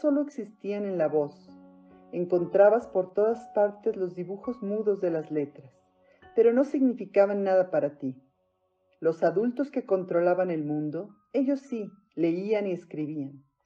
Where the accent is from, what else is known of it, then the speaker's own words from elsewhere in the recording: Mexico; soy mexicana